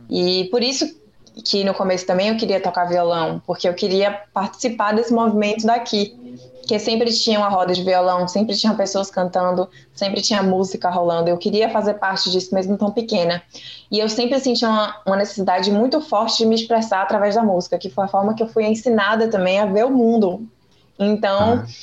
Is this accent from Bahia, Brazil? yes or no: yes; Salvador, Bahia, Brazil; Eu sou de Salvador, minha família toda é.